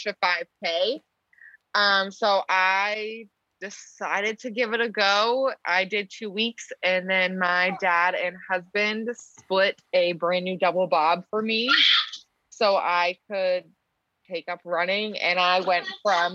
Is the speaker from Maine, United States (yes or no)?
yes; Maine, United States; also born or lived in California / Virginia; now in Portsmouth, United States; we're from Maine